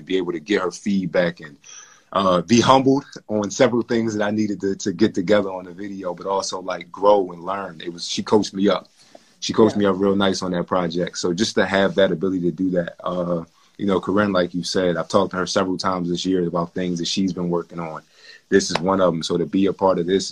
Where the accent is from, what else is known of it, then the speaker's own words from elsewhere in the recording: Philadelphia, Pennsylvania, United States; I'm from South Philly